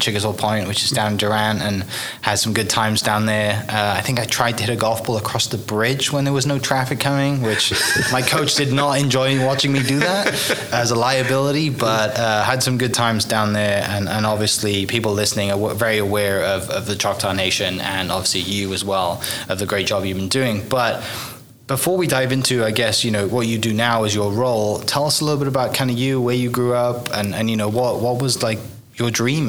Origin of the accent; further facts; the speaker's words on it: United Kingdom; now in Oklahoma, United States; I grew up, you know, in the UK